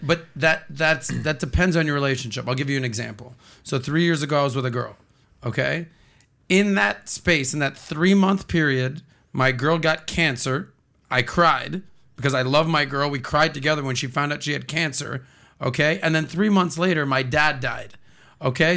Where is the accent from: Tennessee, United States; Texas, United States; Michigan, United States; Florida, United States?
Florida, United States; Miami; born and raised in Miami my entire life